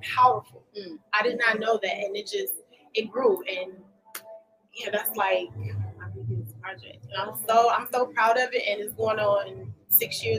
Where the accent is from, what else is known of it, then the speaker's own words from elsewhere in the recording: Lake County, Illinois, United States; also born or lived in Chicago, Illinois; I live out here. Been here for ever since I was probably like 5 years old